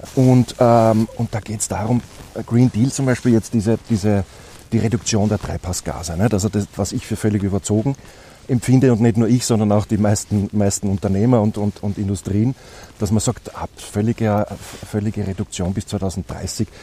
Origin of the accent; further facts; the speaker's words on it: Austria; als Österreicher